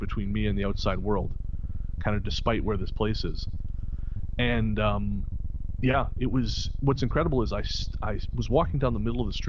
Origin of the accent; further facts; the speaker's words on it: Revelstoke, British Columbia, Canada; Revelstoke, B.C., my hometown